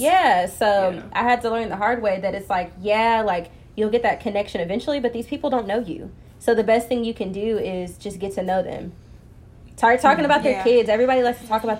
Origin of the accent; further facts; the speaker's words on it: Plano, Texas, United States; I'm from Plano